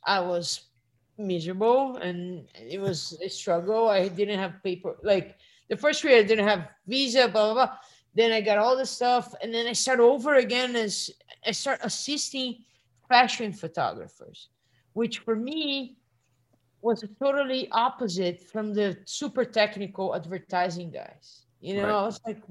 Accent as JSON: {"language": "English", "country": "Brazil", "moved": "yes", "said": "I come from Brazil"}